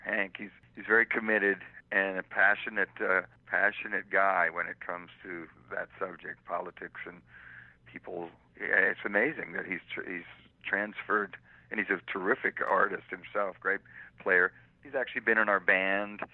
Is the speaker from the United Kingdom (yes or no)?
yes; England, United Kingdom; I was born in England.